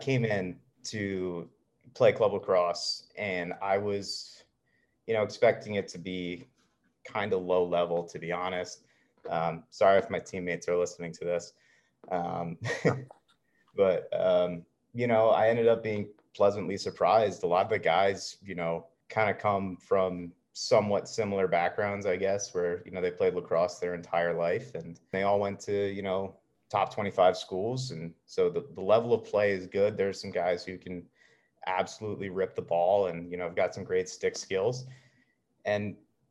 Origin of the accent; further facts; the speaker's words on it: Baltimore, Maryland, United States; Born and raised in Baltimore, got my first fiddle stick at like 2 years old